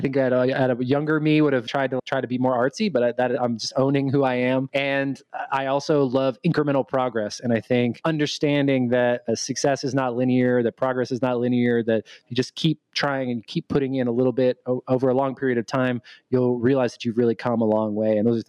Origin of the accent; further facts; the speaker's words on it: Dallas, Texas, United States; I am 32, going on 33 years old, and I am from Dallas, Texas. I wasn't born here, but I moved around a lot when I was younger, so I don't have that Texas accent